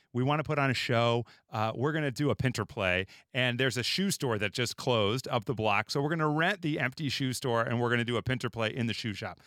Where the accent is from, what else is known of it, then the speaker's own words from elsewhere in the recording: Chicago, Illinois, United States; also born or lived in Los Angeles; I'm from Chicago, I've lived in L A, lived in Chicago